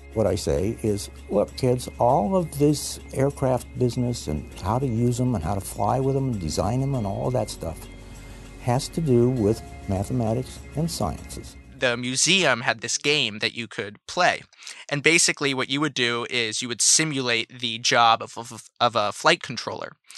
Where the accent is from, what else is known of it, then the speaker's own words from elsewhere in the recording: San Francisco, California, United States; I grew up in San Francisco